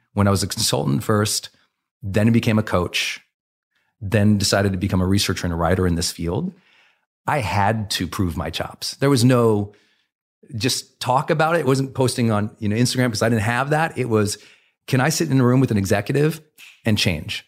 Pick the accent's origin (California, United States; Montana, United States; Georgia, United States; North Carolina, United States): Montana, United States; I was raised in Montana